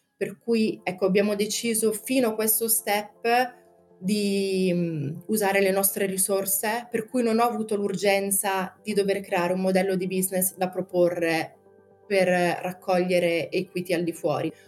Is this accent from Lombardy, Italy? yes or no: yes; Brescia, Lombardy, Italy; sono di Brescia